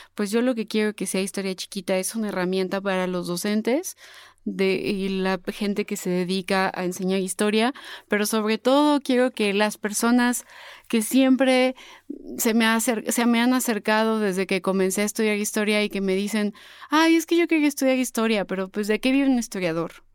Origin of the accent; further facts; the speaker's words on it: Puebla, Mexico; accent: poblana, pipope, super fresa; mi acento de pipope, de poblana, super fresa